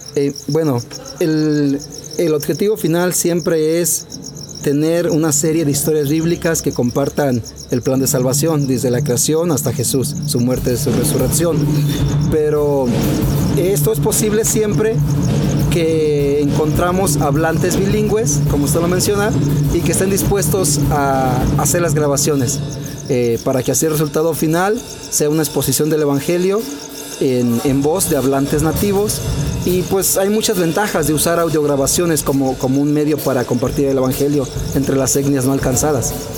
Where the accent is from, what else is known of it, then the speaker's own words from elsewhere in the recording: León, Guanajuato, Mexico; soy originario aquí del municipio de León. Eh, estuvimos, eh, estuve aquí pues como hasta los 17 años